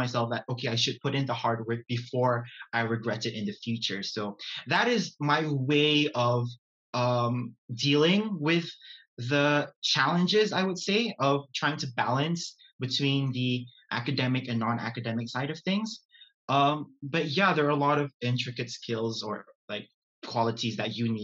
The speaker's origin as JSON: {"language": "English", "country": "Brunei", "moved": "as an adult", "lives_now": "Glasgow, United Kingdom", "said": "I am from Brunei Darussalam"}